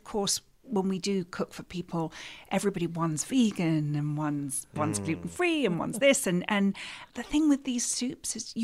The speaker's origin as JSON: {"language": "English", "region": "England", "country": "United Kingdom", "tie": "born or raised there", "said": "growing up in England, we love curries in England"}